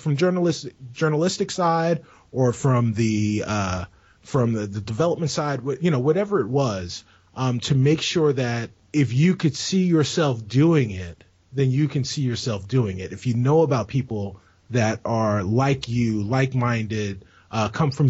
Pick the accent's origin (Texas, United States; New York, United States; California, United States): New York, United States; New York City; moved away; also born or lived in Chicago; I'm originally from the Bronx. But I was living in Chicago when we met.